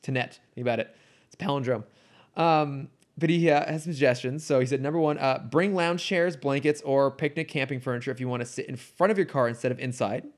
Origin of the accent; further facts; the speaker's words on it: near San Jose, California, United States; I grew up near San Jose